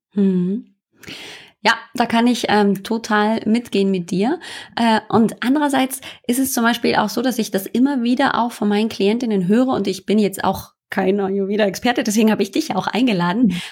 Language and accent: German; Germany; also born or lived in northern Germany; hier bei uns in Deutschland, sogar hier oben im Norden, wo es regnet